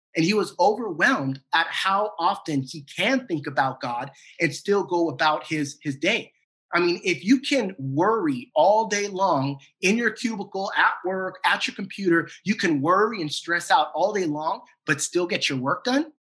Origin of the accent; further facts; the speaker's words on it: San Diego, California, United States; now in Duncanville, United States; A good friend of mine that I grew up with back in San Diego